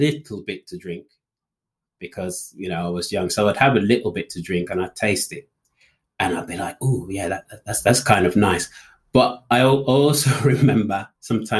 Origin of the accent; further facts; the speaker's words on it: Walsall, West Midlands, United Kingdom; I was born in the West Midlands, a small town called Walsall